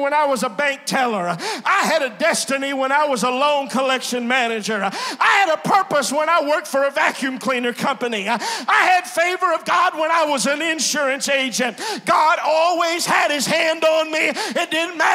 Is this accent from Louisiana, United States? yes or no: yes; Glenmora, Louisiana, United States; I'm from a place that's about 25 miles south of Alexandria.